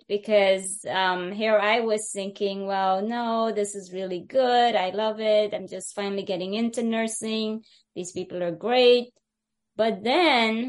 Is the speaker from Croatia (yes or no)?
no; Guyana; now in United States; I happen to be the one from British Guyana, and that's where I was born